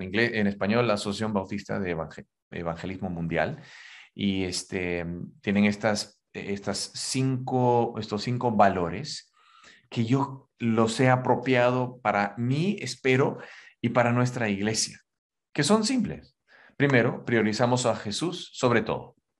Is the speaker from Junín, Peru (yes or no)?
yes; Huancayo, Junín, Peru; now in Lima, Peru; yo nací ahí en la Sierra Peruana, en Huancayo